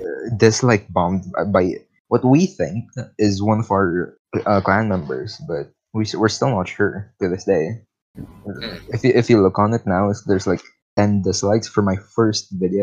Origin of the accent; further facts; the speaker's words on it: Philippines; now in Italy; I'm from the Philippines. Full Filipino. Like, no European, just full Filipino.